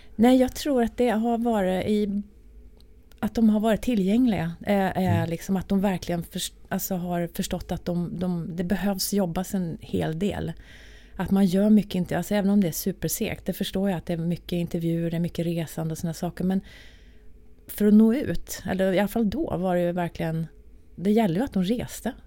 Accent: Arvika, Värmland, Sweden; moved away as an adult; now in Stockholm, Sweden; när jag bodde då i Arvika där jag kommer ifrån

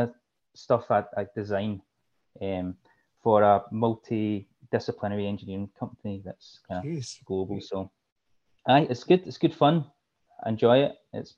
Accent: Glasgow, Scotland, United Kingdom; Okay, so the thick accent's from Glasgow. So Glasgow, Scotland, my hometown. My mum's side of family are all from Liverpool

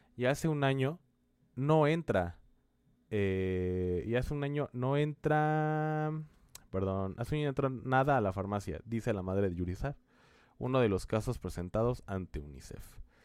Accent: Mexico; países como el nuestro en México

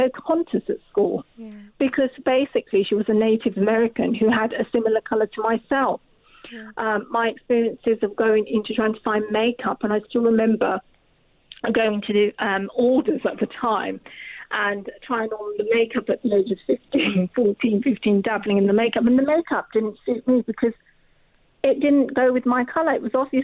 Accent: Rochester, South East England, United Kingdom; also born or lived in Bangladesh; My family were the only family of colour on the street we lived in Rochester, in Kent

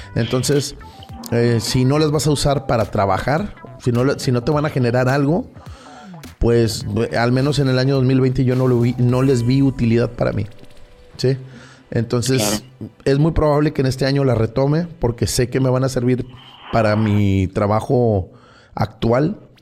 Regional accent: Tampico, Tamaulipas, Mexico; moved away as an adult; now in Monterrey, Mexico; yo soy originario de la ciudad de Tampico, Tamaulipas. Nací por allá del 79

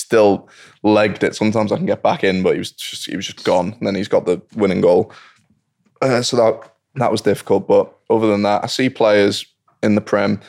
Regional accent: England, United Kingdom; I grew up in England.

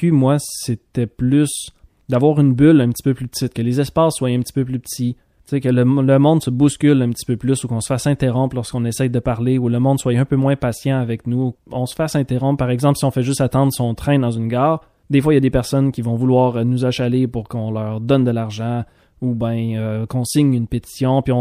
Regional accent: Quebec, Canada; du Québec lorsqu'on est en France. Donc des fois on se retrouve à défendre un petit peu c'est quoi notre accent

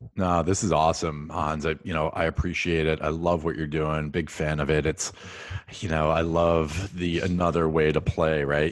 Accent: Central Massachusetts, United States; I grew up in Central Mass

